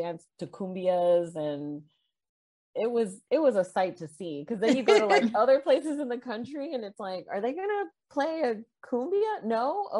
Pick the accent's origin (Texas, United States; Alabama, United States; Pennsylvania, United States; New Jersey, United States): Texas, United States; Corpus Christi; growing up in South Texas